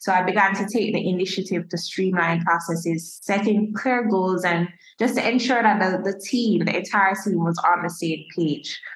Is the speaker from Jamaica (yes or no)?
yes; Jamaica; I'm a Jamaican as a Jamaican